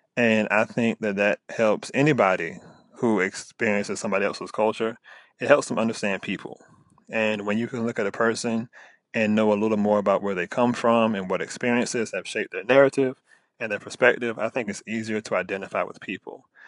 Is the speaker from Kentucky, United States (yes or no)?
no; Virginia, United States; accent: country; I'm very country, I've been in Virginia all my life, like, from the South